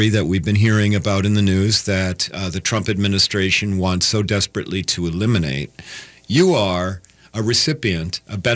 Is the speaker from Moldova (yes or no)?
yes; Moldova; English is a second language; moved away as an adult; now in United States; I was born and raised in Moldova. That's correct. And that's why we, we have a little bit of this beautiful accent